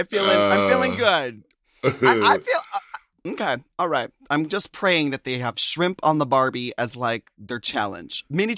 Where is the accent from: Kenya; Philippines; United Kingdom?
Philippines; It's a twist on Filipino culture. By the way, I'm Filipino.